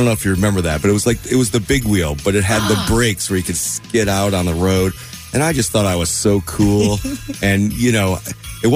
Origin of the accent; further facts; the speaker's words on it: Buffalo, New York, United States; moved away as an adult; now in Cincinnati, United States; originally I'm from Buffalo, New York